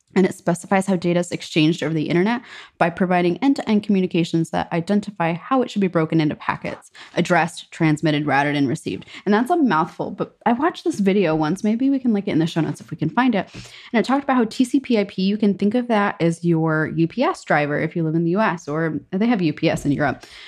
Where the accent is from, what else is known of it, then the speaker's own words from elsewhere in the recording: New York, United States; moved away as an adult; also born or lived in Germany; now in Stockholm, Sweden; New York